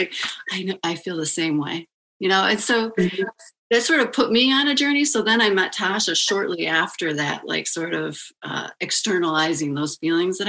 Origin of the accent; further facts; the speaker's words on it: Detroit, Michigan, United States; moved away; also born or lived in New York City / Chicago / Ann Arbor; I'm initially actually from Detroit, so I am a Michigander